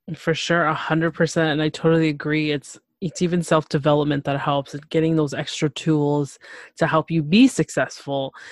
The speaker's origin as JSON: {"language": "English", "town": "Toronto", "region": "Ontario", "country": "Canada", "tie": "born or raised there", "said": "I'm from Toronto, Canada"}